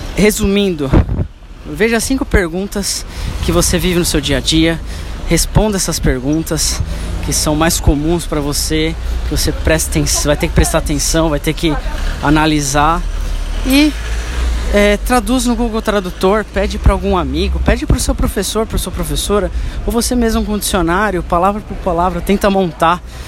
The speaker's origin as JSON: {"language": "Portuguese", "region": "São Paulo", "country": "Brazil", "tie": "born or raised there", "said": "eu nasci na Zona Leste, São Paulo"}